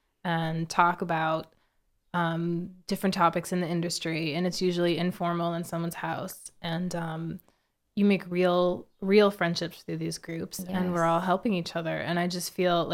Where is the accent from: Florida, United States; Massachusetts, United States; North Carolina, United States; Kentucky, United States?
Massachusetts, United States; also born or lived in Israel; I moved here when I was 3